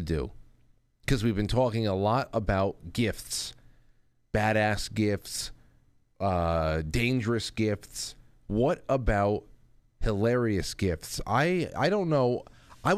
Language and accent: English; New York, United States